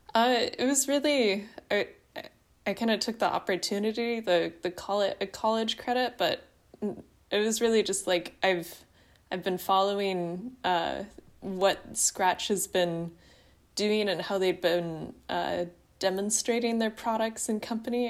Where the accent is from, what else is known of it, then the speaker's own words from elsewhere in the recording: Southern Oregon, United States; I grew up in Southern Oregon